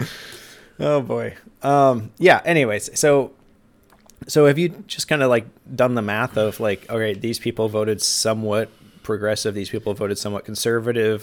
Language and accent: English; Juneau, Alaska, United States; I grew up in Juneau